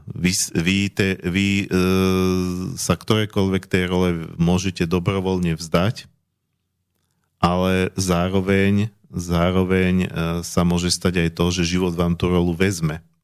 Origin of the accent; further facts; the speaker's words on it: Slovakia; ja som Slovák